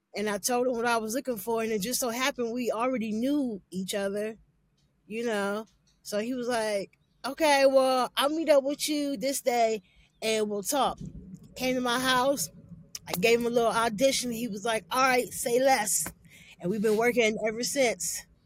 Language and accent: English; Canton, Ohio, United States; also born or lived in Cleveland; I'm from Canton, but I'm always in Cleveland.